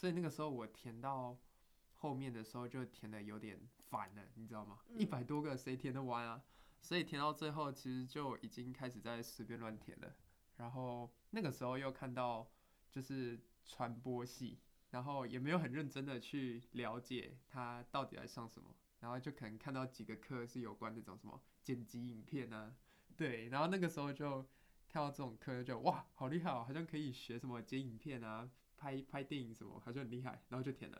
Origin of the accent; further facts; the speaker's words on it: Tainan, Taiwan; 好，我是呃来自台湾的台南市，现在就读的是中正大学的企管系二年级